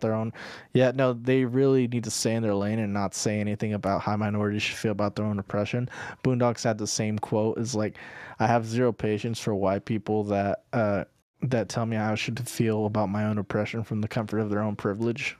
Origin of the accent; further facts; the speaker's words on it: United States; I'm American